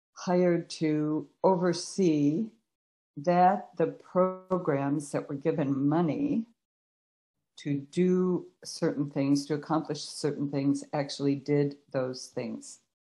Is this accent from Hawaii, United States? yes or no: no; Chicago, Illinois, United States; moved away as an adult; also born or lived in Cleveland, Ohio / Peoria, Illinois; now in California, United States; I was born in Cleveland, Ohio, and then my parents moved uh due to job moving to Chicago. So um and so I went to uh, school there